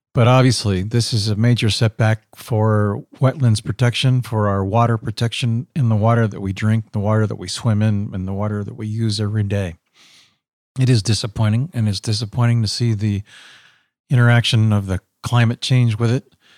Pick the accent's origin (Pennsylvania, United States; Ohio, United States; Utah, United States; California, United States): Pennsylvania, United States; I grew up in Pennsylvania in a small little town that had a dye factory upriver